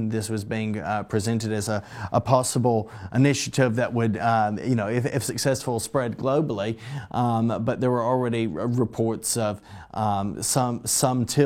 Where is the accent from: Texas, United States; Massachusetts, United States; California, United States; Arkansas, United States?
Arkansas, United States; Uh, my home state, I was thankful. Uh, the state of Arkansas